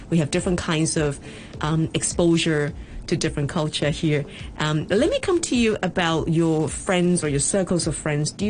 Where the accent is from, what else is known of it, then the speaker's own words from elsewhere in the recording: Hong Kong; from Class 5C. Welcome to Open Space. We're going to talk about our home city, Hong Kong.